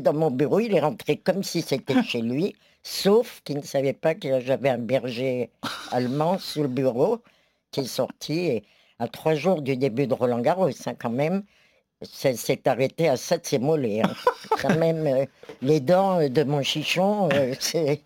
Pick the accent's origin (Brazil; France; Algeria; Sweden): France; je suis française